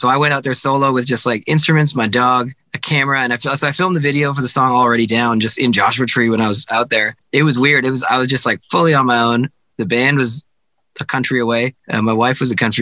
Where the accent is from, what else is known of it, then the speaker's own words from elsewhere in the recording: Calgary, Alberta, Canada; also born or lived in Vancouver, Canada; now in California, United States; I've lived in Vancouver for a long time, and I'm from Calgary, Alberta